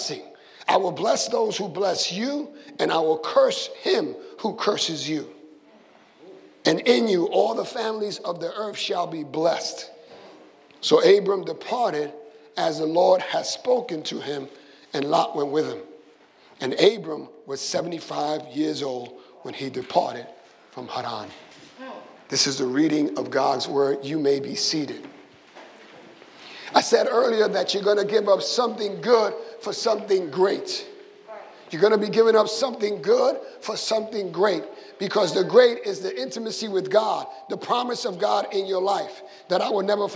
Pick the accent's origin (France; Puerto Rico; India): Puerto Rico; moved away; when I grew up in Puerto Rico